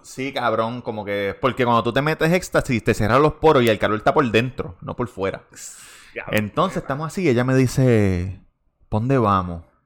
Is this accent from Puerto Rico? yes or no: yes; Puerto Rico; yo soy de Puerto Rico